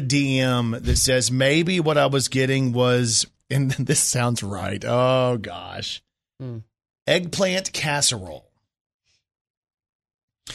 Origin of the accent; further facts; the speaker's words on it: Plano, Texas, United States; moved away; I'm from Plano too